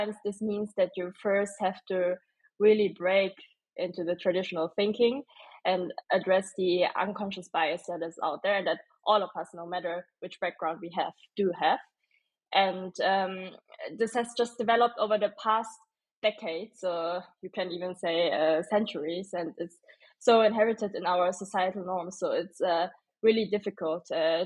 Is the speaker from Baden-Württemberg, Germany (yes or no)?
yes; Stuttgart, Baden-Württemberg, Germany; also born or lived in Berlin; now in Munich, Germany; originally I'm from Stuttgart